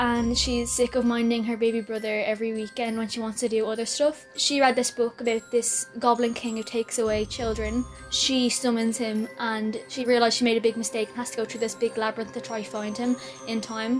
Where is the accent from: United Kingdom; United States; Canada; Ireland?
Ireland; Dublin, Leinster; I'm 11 years old and I'm from Balmount, Dublin.